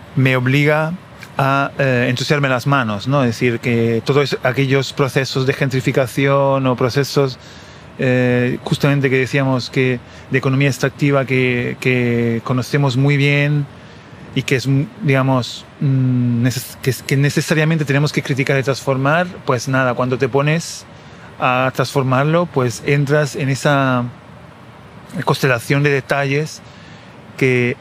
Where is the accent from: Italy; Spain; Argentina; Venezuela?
Italy; Castelnuovo Parano / Ausonia area, Lazio; moved away; mi pueblo de nacimiento en Italia, mi pueblo Corona Ausonio, en el sur del Lazio, la región de Roma